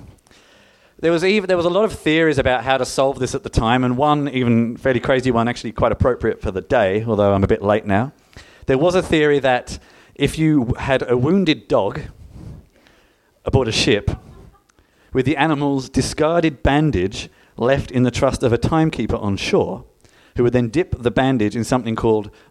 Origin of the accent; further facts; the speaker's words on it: London, United Kingdom; now in Melbourne, Australia; I originally hail from Greenwich in London, which is where time comes from.